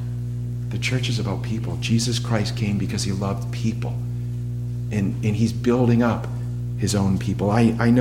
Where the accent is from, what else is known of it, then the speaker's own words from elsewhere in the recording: Massachusetts, United States; moved away; I'm from New England, Massachusetts